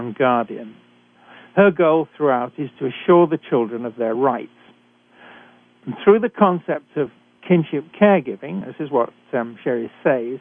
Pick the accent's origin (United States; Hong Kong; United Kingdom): United Kingdom; accent: British; moved away as an adult; now in Canada